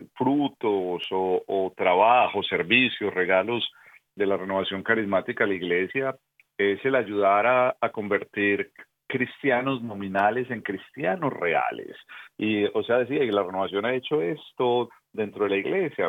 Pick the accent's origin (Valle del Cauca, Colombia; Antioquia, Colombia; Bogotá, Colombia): Antioquia, Colombia; Medellín; moved away; yo soy colombiano, en Medellín, Colombia